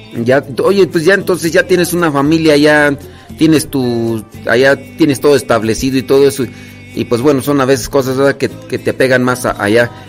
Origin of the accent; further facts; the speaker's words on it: Acámbaro, Guanajuato, Mexico; now in United States; yo soy de ahí cerquita, bueno, nací en Acámbaro, Acámbaro, ahí está oh, cerquita de Celaya